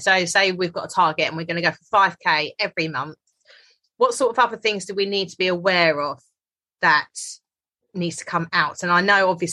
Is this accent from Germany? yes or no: no; United Kingdom; us being like British